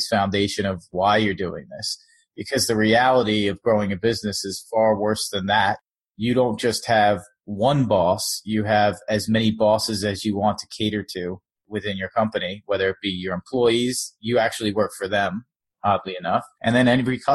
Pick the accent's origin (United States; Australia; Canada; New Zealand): United States; Long Island, New York; also born or lived in South Florida; now in New York City, United States; I'm from New York. I'm sort of bridge and tunnel. I'm from Long Island, but I've lived in the city pretty much my whole adult life